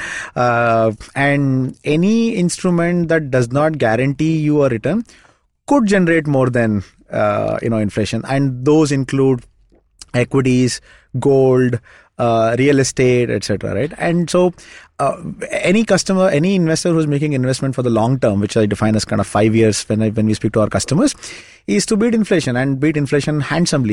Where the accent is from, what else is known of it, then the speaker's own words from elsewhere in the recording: Shimoga, Karnataka, India; moved away; my hometown, it's a small town called Shimoga